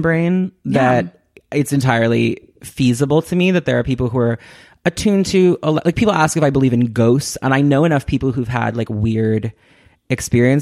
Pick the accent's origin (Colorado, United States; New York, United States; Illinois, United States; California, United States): New York, United States; Westchester; also born or lived in Manhattan; I was born in Manhattan, and then I grew up in Westchester, which is mm-hmm. like the suburbs right outside